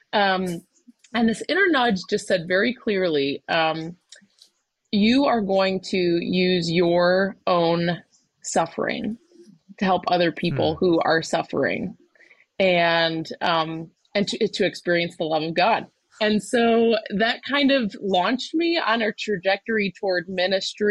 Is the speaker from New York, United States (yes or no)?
yes; Buffalo, New York, United States; now in New Jersey, United States; I'm originally from Buffalo, New York. I did not grow up in New Jersey